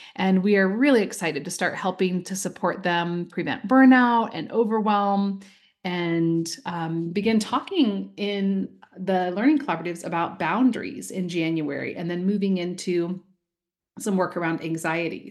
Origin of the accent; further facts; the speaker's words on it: Iowa, United States; now in Oregon, United States; I recently got back from my home state of Iowa, where I grew up